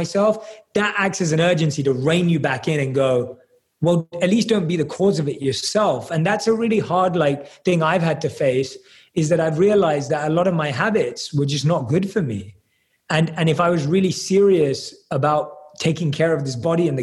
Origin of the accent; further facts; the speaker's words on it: London, United Kingdom; I was born and raised in London